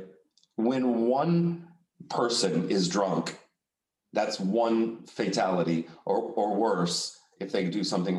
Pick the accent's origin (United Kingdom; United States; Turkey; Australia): United States; Texas; now in Amsterdam, Netherlands; I'm from Texas